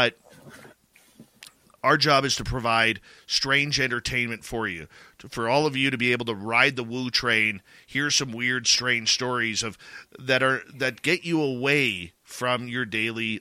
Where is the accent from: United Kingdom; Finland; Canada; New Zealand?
Canada; accent: Canadian; my Canadian accent